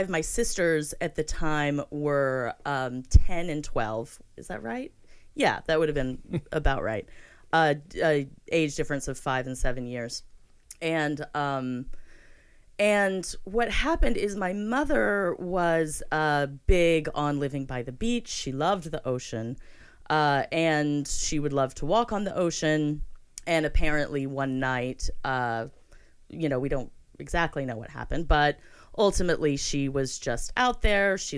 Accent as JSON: {"language": "English", "region": "Florida", "country": "United States", "tie": "born there", "said": "So that's correct. I was born in Florida"}